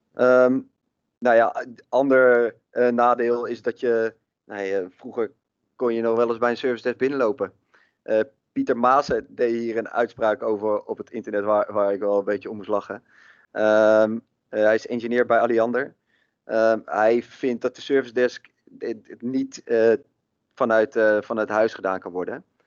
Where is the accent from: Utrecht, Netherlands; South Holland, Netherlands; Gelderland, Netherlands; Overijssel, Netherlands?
Utrecht, Netherlands; Maarssen; ik kom uit Maarsen.